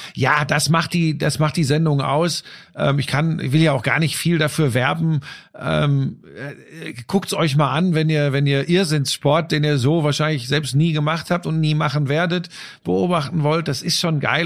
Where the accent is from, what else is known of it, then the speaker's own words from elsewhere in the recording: Hagen, North Rhine-Westphalia, Germany; bei uns äh, äh in Hagen, wo ich aufgewachsen bin